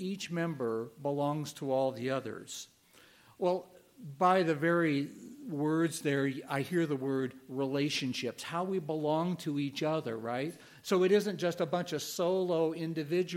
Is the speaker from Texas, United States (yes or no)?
no; Illinois, United States; moved away; I'm from Illinois originally, a little town, and it was the county seat